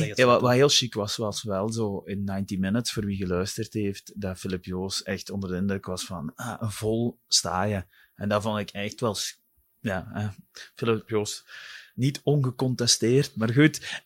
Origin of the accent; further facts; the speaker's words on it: Wilderen, Flanders, Belgium; ik ben van Wilderen afkomstig